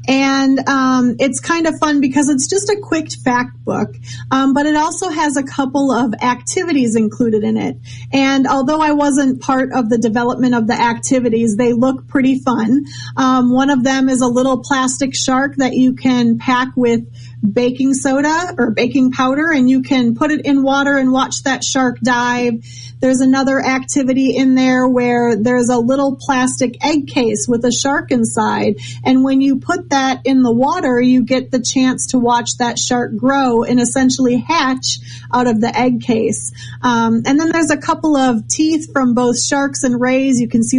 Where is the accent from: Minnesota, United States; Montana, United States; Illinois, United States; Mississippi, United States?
Minnesota, United States; Was I'm originally from Minnesota, not many sharks up there, but I had a love for the ocean and for ocean creatures.